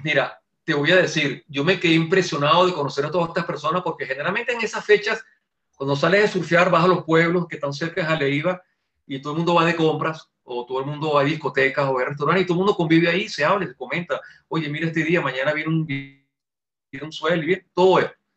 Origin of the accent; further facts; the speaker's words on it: Venezuela; somos los venezolanos